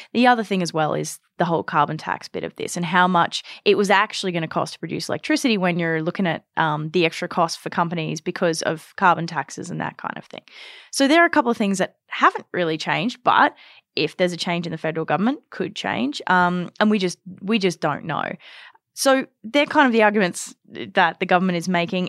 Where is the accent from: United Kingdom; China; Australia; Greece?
Australia; now in Canada; growing up in Australia